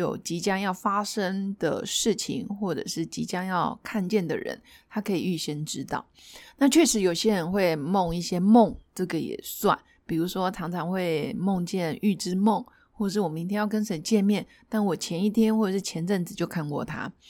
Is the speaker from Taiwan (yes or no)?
no; China; 原因是我们就是中国人，中国人毕竟有五千年以上的历史